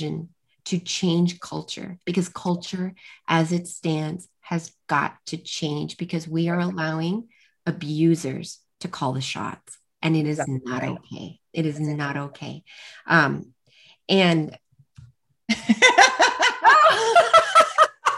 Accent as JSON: {"language": "English", "country": "United States", "said": "I'm an American"}